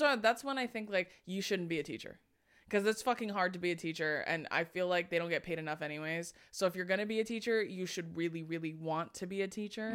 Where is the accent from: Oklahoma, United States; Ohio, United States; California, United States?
California, United States; Corona; also born or lived in Hawaii; I'm from Corona